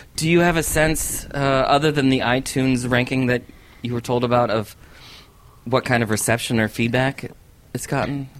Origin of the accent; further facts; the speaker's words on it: Connecticut, United States; I grew up in Connecticut